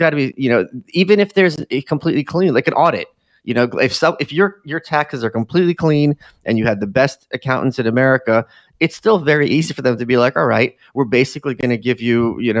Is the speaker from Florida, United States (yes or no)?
no; New York City, New York, United States; as a New Yorker, like, you know, he was this big media personality